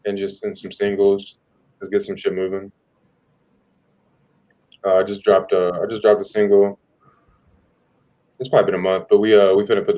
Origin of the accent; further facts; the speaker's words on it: Jacksonville, Florida, United States; I'm from Jacksonville, Florida.